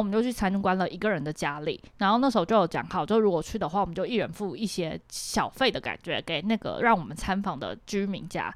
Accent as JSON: {"language": "Chinese", "country": "Taiwan", "said": "像我是台湾人"}